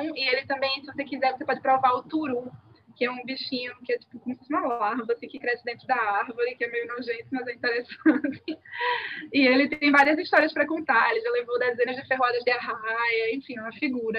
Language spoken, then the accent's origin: Portuguese; Pernambuco, Brazil; eu sou pernambucana